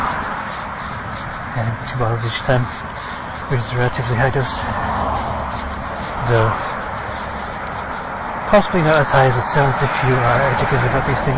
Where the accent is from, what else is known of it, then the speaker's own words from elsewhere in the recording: Ireland; now in Charleston, United States; I am in Charleston, West Virginia. I am from Ireland